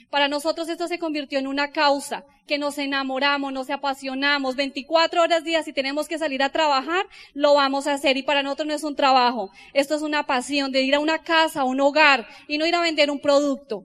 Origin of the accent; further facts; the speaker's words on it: Colombia; como los colombianos